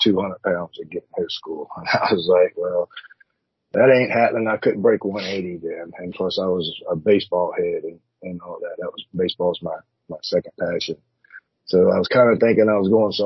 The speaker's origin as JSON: {"language": "English", "town": "Hampton", "region": "Virginia", "country": "United States", "tie": "born or raised there", "moved": "as an adult", "lives_now": "Clarksville, United States", "said": "I'm originally from Hampton, Virginia, right there on the coast, born and raised"}